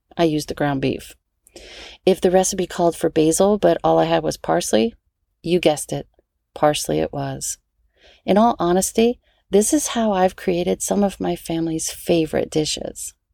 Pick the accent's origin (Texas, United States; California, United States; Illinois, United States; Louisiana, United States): Louisiana, United States; New Orleans; I'm from New Orleans, so I grew up with red beans and rice on Mondays